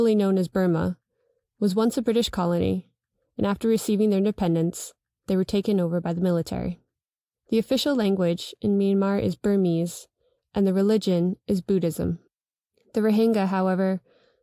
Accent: New York, United States; I am a New Yorker

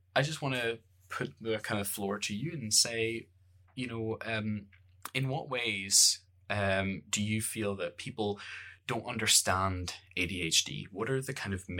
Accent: Bangor, Northern Ireland, United Kingdom; accent: Northern Irish; I grew up in the Northern Irish Bangor

